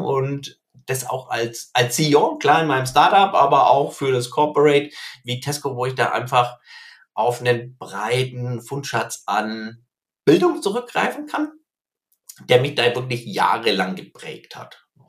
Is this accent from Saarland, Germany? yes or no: no; near Herzogenaurach, Bavaria, Germany; ich bin hier in der Nähe von Herzogenaurach aufgewachsen, in einem kleinen Dorf